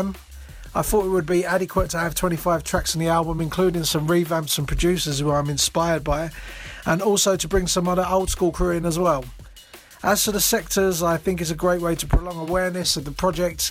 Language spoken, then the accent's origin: English; Dagenham, London, United Kingdom; I was born and bred in Dagenham, which sits in the Essex and East London border